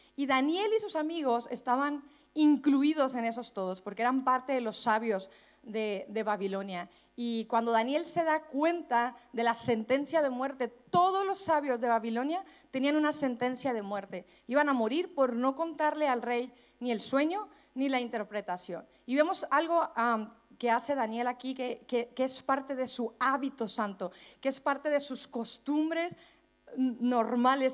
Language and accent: Spanish; Mexico; accent: Mexican; moved away as an adult; now in Spain; hablando como mexicana